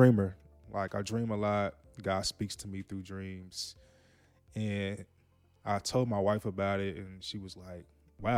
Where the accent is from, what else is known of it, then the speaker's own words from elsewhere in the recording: Jackson, Tennessee, United States; moved away as an adult; also born or lived in Memphis, Tennessee; now in Dallas, United States; I'm from Jackson, Tennessee, born and raised